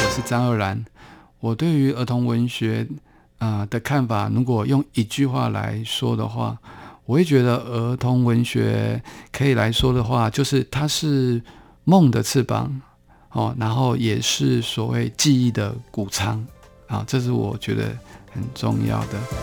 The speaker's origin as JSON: {"language": "Chinese", "region": "Taipei", "country": "Taiwan", "tie": "born or raised there", "said": "我是成长在台北市比较边缘的一个地方，叫，那时候叫做景美嗯。的一个小地方啦"}